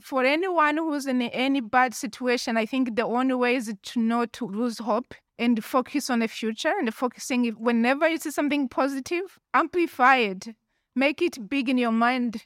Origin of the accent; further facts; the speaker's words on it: Rwanda; also born or lived in Tucson, Arizona / United Kingdom; now in Zurich, Switzerland; I was born and raised in Rwanda, and I left Rwanda in nineteen ninety-four.